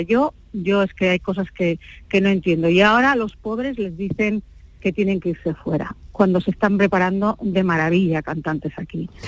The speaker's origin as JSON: {"language": "Spanish", "region": "Basque Country", "country": "Spain", "also_born_or_lived": "United States", "moved": "as an adult", "said": "soy vasca de 32 apellidos"}